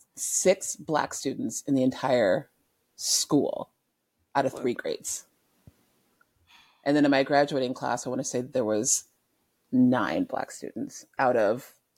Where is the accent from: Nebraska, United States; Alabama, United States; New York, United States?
Nebraska, United States; Omaha; also born or lived in Germany; So I was born in Omaha. Then we moved over to Germany, right?